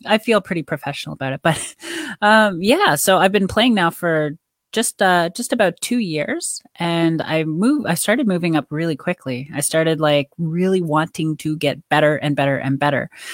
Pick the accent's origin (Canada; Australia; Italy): Canada; I grew up in Canada